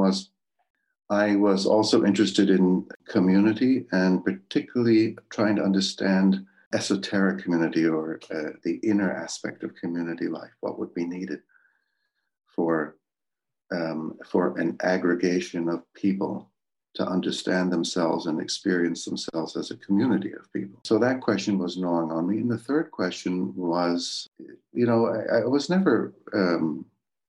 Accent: Beaver Run, Pennsylvania, United States; also born or lived in Glencraig, Northern Ireland; I spent most of my childhood at Beaver Run in Pennsylvania, but the very first few months in COPAIG

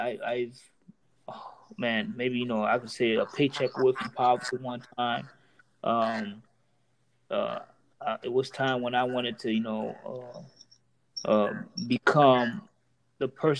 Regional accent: Homestead, Florida, United States; I'm a Haitian male. Well, with me growing up in Florida, let's say Homestead

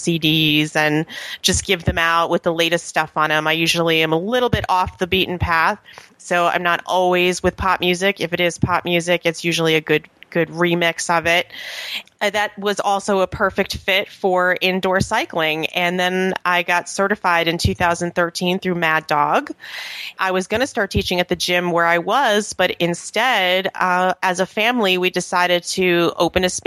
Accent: New York, United States; moved away as an adult; also born or lived in Atlanta / Edgewater, New Jersey; now in Haworth, United States; I'm originally from New York

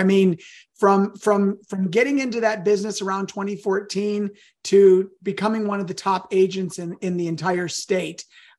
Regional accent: Missouri, United States; So I'm from Missouri

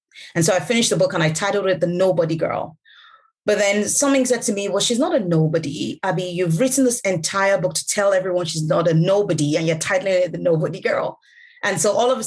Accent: Lagos, Nigeria; first language Yoruba; English is a second language; growing up in Lagos, in Nigeria

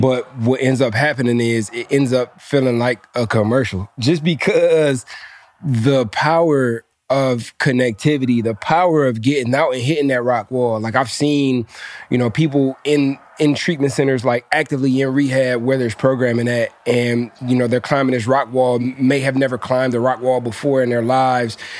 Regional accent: Detroit, Michigan, United States; I'm from Detroit

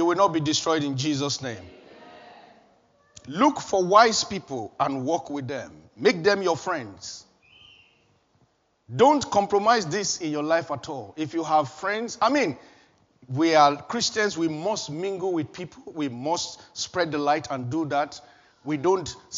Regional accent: Nigeria; moved away as an adult; before I left Nigeria

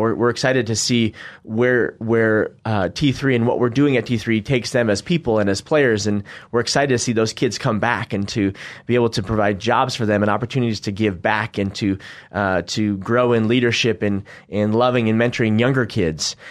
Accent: Northwest, United States; now in Boise, United States; We're from the Northwest

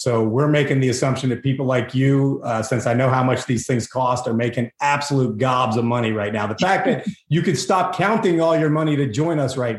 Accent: Texas, United States; We're from Texas.

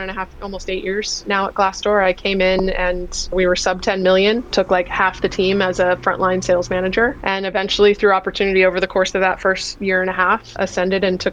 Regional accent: Virginia, United States; moved away as an adult; now in California, United States; I grew up in Virginia. I'm an East Coaster, a recovering East Coaster who's now been in California for a really long time.

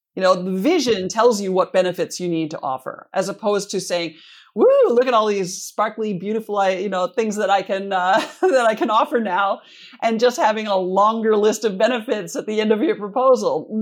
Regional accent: Minnesota, United States; moved away; I'm from Minnesota originally, and, uh, the Twin Cities Marathon, I'm actually from closer to the Grandma's Marathon up on the north shore

